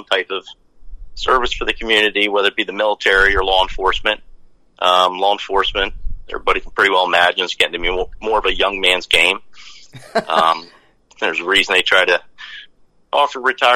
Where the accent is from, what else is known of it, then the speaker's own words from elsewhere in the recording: Lebanon County, Pennsylvania, United States; also born or lived in Fort Hood, Texas / Fort Bragg, North Carolina; I was born and raised in Lebanon County